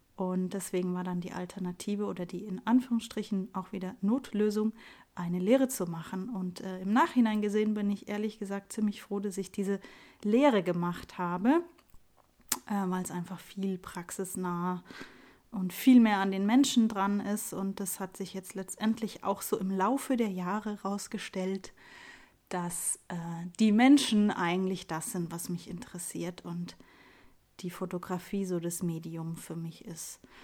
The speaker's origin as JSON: {"language": "German", "town": "Munich", "region": "Bavaria", "country": "Germany", "tie": "born or raised there", "said": "ich bin Münchner Kindel, ähm, bin im, im Lehel aufgewachsen"}